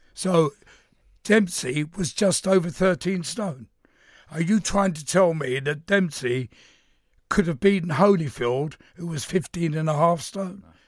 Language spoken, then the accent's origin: English; London, United Kingdom; I'm from East London.